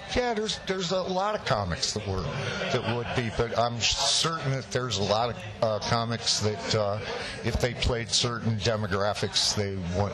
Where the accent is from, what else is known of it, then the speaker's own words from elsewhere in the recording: Chicago, Illinois, United States; I grew up in Chicago, machine politics